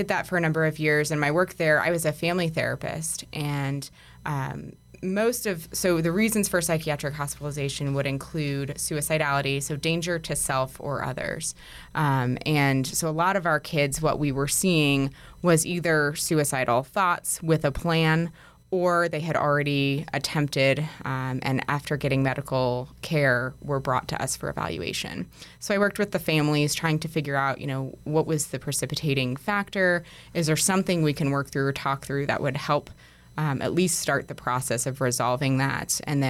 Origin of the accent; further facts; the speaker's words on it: New York, United States; now in Denver, United States; So I'm a licensed clinical social worker, and I'm originally from New York. I've been in Denver for about 6 years